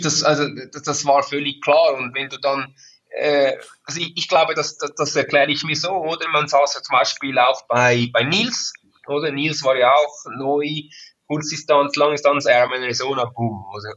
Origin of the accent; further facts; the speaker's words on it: Switzerland; ich bin ein stolzer Schweizer